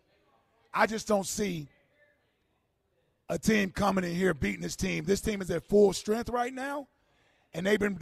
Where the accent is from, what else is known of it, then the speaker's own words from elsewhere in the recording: Cincinnati, Ohio, United States; now in Philadelphia, United States; That's my hometown in Cincinnati